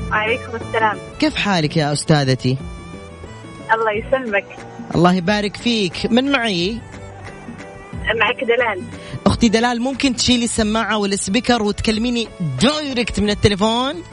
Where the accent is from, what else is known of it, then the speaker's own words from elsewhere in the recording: Riyadh, Riyadh Province, Saudi Arabia; انا من وين انت؟ آه، الرياض الرياض